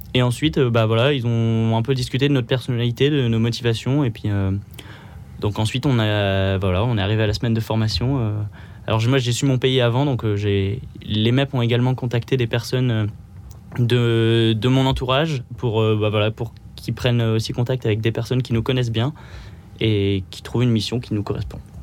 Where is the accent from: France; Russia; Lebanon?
France; Pas-de-Calais, Hauts-de-France; moved away as an adult; now in Paris, France; je viens du Pas-de-Calais